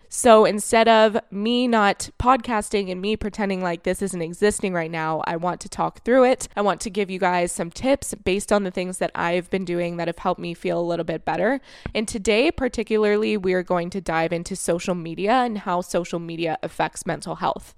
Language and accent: English; Florida, United States; moved away; I was raised in Florida